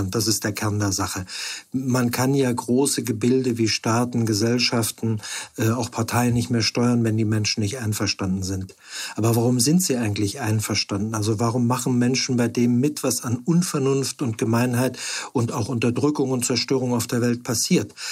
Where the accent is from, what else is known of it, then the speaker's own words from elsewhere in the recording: Freiburg, Baden-Württemberg, Germany; also born or lived in Hamburg; now in Stendal, Germany; Ich bin in Freiburg aufgewachsen, habe an verschiedenen Orten studiert, lange in Hamburg gelebt und jetzt seit zehn Jahren in Stendal.